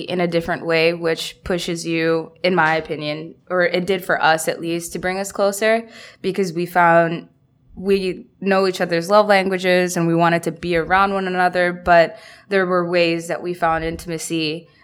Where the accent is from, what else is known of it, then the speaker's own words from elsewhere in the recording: New York City, New York, United States; moved away as an adult; also born or lived in Detroit / Bangladesh; I'm from Queens and I moved 4 months ago